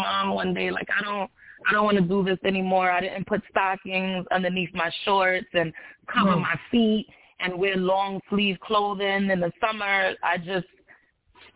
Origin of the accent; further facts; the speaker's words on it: New York City, New York, United States; I'm born and raised in New York City.